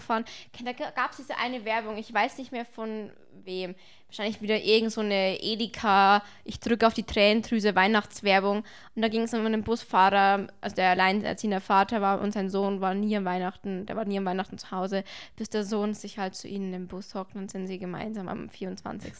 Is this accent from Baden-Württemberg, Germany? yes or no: no; Bavaria, Germany; Bei uns in Bayern